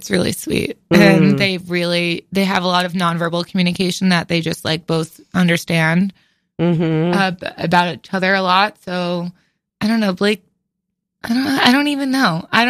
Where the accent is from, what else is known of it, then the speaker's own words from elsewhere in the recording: outside New Haven, Connecticut, United States; I'm from outside New Haven.